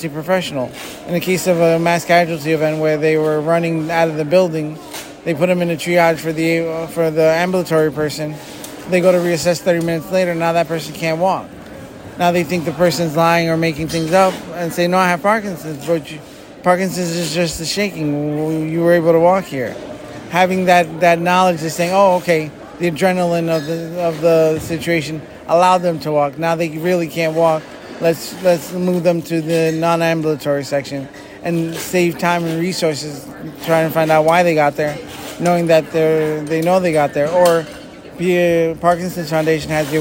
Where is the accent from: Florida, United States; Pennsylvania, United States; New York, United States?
Pennsylvania, United States; Eastern; I come from Eastern Pennsylvania.